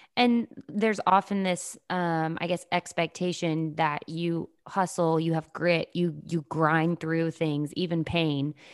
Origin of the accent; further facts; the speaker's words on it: the South, United States; I grew up in the South